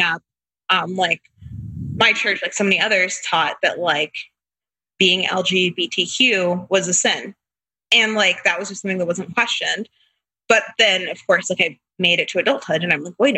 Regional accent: Tampa, Florida, United States; So we're from Tampa, but when we first got married, he was working at a church, not here. So we moved, but we moved back in 2018

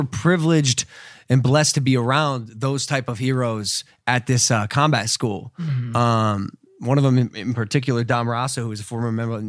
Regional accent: Ohio, United States; I'm from Ohio

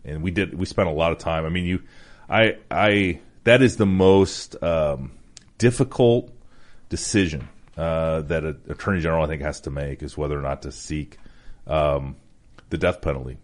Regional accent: Iowa, United States; the state of Iowa, my, my home state

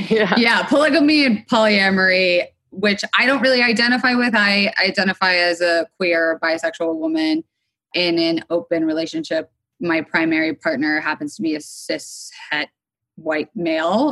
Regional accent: Florida, United States; also born or lived in New York City, United States; now in Los Angeles, United States; I am living in Los Angeles, though I was sort of formed and raised on the East Coast between Florida and then eventually I went up to New York City.

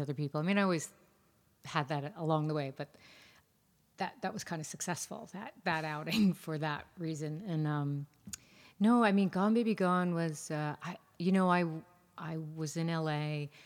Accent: New York, United States; I, too, am a New Yorker

